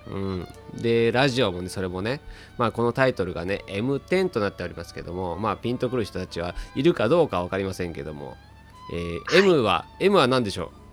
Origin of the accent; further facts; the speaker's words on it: Tokyo, Japan; 僕生まれも育ちも東京なんですけども